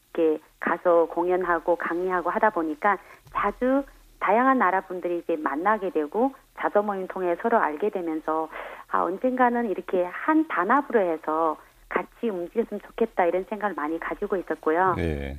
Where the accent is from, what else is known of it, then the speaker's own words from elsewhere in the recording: China; Korean is a second language; moved away as an adult; now in South Korea; 중국에서 왔고요